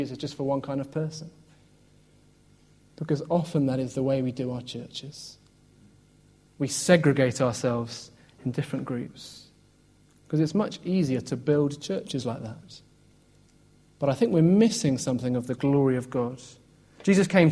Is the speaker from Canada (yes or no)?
no; Oxford, South East England, United Kingdom; moved away as an adult; also born or lived in Birmingham; I grew up in Oxford, went to Birmingham, and sort of got stuck there